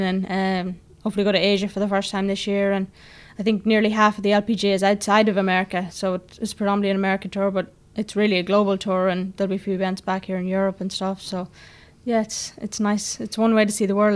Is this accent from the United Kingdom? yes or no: no; Ireland; moved away as an adult; also born or lived in Cavan / United States; being Irish